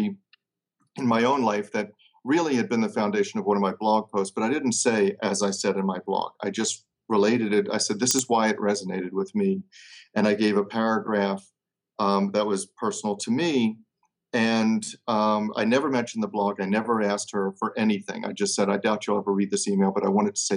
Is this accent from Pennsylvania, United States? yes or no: no; Baltimore, Maryland, United States; my hometown of Baltimore